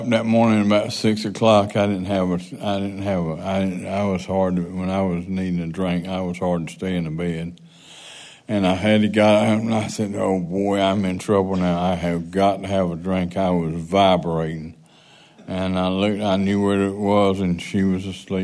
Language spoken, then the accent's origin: English; Goldsboro, North Carolina, United States; also born or lived in Greensboro; we grew up together in Goldsboro